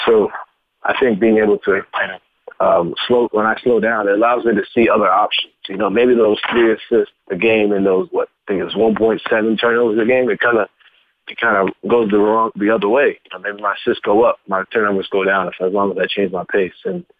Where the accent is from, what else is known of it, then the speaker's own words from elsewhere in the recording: Louisville, Kentucky, United States; because I came from Louisville, where everything was like running with a chicken head with your head cut off.